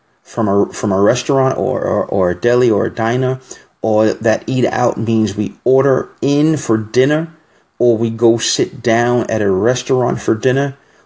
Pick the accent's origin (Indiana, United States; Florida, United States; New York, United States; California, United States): New York, United States; New York City; I'm from New York City